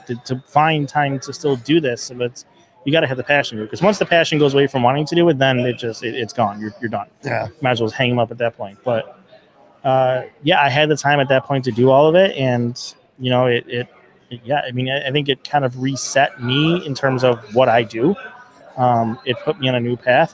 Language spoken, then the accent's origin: English; Riverside, New York, United States; also born or lived in Kenmore, New York / Tonawanda, New York; when I was younger, it was Riverside